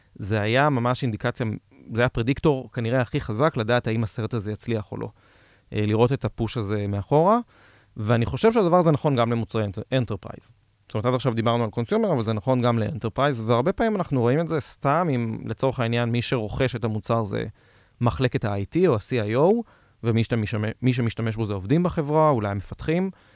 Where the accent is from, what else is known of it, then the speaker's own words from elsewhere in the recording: Israel; אנחנו ישראלים